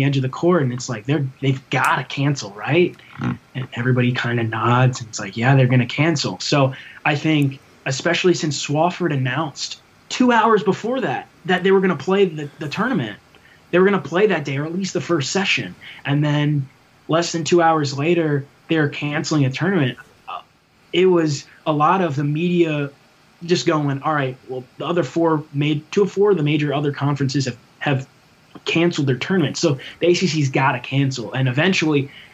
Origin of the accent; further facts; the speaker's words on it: Yorktown, Virginia, United States; now in Blacksburg, United States; I'm from the 757. I'm from Yorktown, right around Newport News and Williamsburg